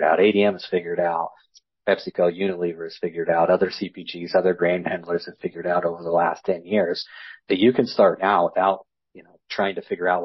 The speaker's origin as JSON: {"language": "English", "region": "West Central Illinois", "country": "United States", "tie": "born or raised there", "said": "I grew up in West Central Illinois, row crop, livestock farming"}